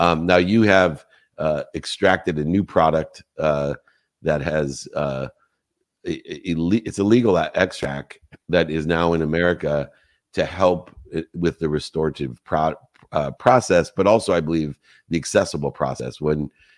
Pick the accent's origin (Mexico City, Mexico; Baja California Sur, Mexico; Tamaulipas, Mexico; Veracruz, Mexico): Baja California Sur, Mexico; Cabo San Lucas; Amanita muscaria. I'm from Cabo. I should have got that, darn it.